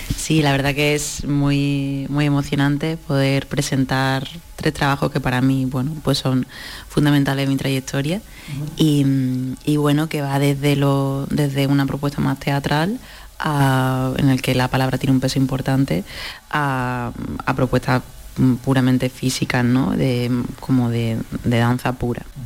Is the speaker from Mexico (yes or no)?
no; Málaga, Andalusia, Spain; ambas somos malagueñas